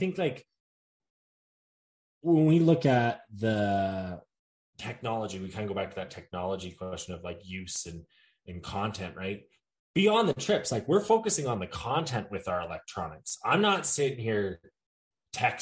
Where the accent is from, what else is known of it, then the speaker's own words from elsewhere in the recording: Montana, United States; growing up in Montana